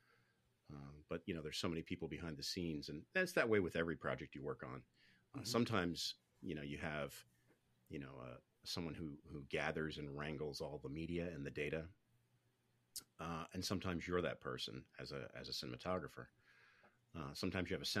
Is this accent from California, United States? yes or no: no; Selinsgrove, Pennsylvania, United States; also born or lived in Pittsburgh, Pennsylvania; I was born out near Pittsburgh and grew up in central Pennsylvania.